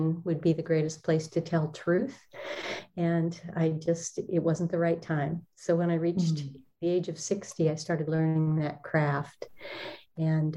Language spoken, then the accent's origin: English; Olympic Peninsula, Washington, United States; I was raised in Washington on the Olympic Peninsula, in some pretty wild country surrounding us.